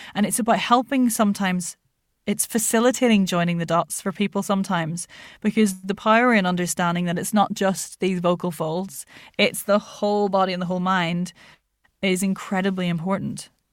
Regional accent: Ireland; moved away; also born or lived in Lancashire, England; my dad was Irish and we lived in Ireland

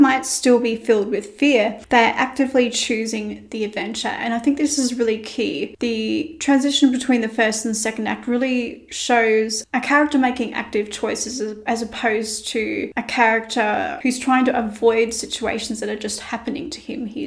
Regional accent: Australia; I'm Australian and by default, I'm a little lazy. We like to shorten as many words as possible. For instance, afternoon becomes arvo and good day becomes g'day

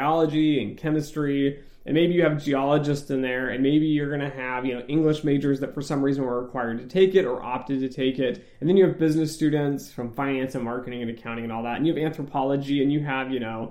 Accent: West Coast, United States; moved away as an adult; also born or lived in Michigan; I'm from the West Coast

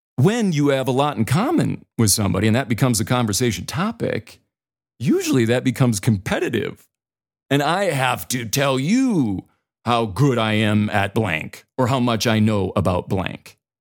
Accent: the Dakotas, United States; moved away as an adult; also born or lived in Boulder, Colorado; I'm from the Dakotas

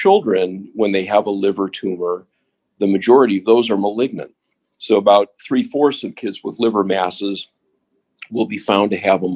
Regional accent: Minneapolis, Minnesota, United States; moved away as an adult; also born or lived in Seattle, Washington / Washington, D.C.; now in Cleveland, United States; I grew up in Minnesota, in Minneapolis

